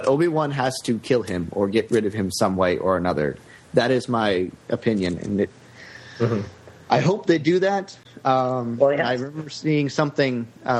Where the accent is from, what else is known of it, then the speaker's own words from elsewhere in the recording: San Antonio, Texas, United States; I'm from San Antonio